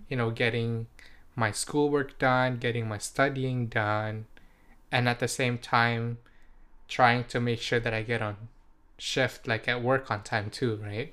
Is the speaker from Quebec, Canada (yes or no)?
no; British Columbia, Canada; first language Indonesian; English is a second language; also born or lived in Indonesia / Surrey; I grew up, you know, in, in the Western culture